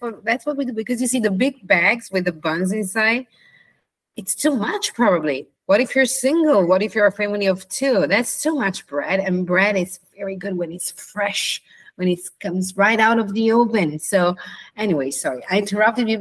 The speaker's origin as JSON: {"language": "English", "region": "northern Italy", "country": "Italy", "said": "I'm from Northern Italy"}